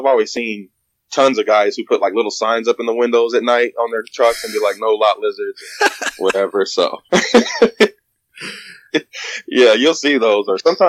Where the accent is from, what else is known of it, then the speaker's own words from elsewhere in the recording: Houston, Texas, United States; What country are you from? I'm from Texas.